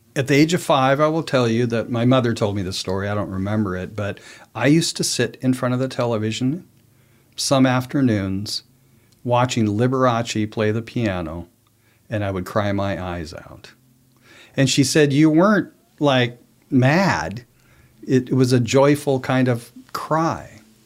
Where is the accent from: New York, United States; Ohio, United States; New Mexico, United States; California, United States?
New Mexico, United States; moved away; I was from New Mexico, lived most of my adult life there